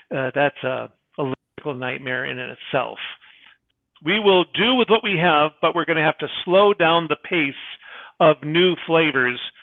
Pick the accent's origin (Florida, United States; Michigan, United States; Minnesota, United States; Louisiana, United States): Michigan, United States; I am a wimp from Michigan